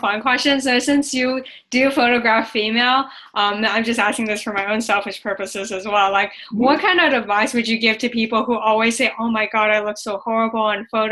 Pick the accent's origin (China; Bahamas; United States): China; moved away; I grew up in China